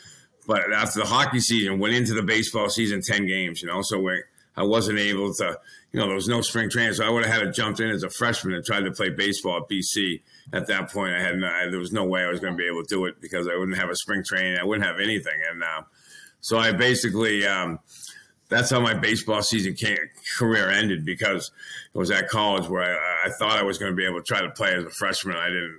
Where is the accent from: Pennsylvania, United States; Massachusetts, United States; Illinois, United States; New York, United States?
Massachusetts, United States; Pembroke; Obviously, growing up in Pembroke was a good little town back down here in Massachusetts in the South Shore.